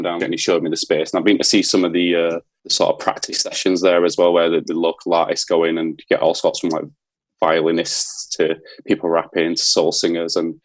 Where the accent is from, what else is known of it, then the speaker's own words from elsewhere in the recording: Leeds, Yorkshire and the Humber, United Kingdom; moved away; so I grew up in East Leeds. I grew up in Seacroft.